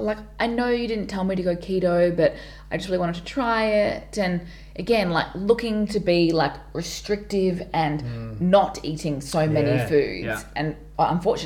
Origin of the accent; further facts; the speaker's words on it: Townsville, Queensland, Australia; now in Melbourne, Australia; When I grew up in Townsville